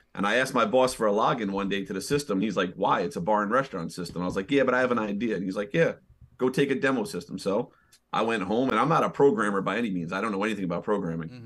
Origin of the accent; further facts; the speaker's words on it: New York City, New York, United States; moved away as an adult; now in Hudson Valley, United States; I'm originally born and raised in Manhattan. I was a New York City kid